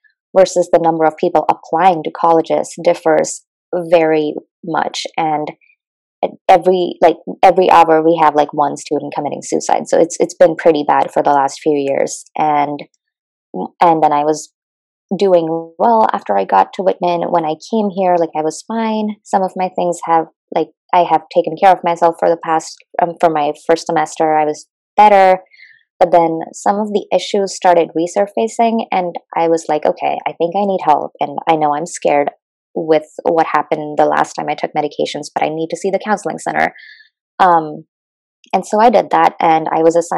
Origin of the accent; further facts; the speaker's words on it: India; moved away as an adult; now in United States; I'm from India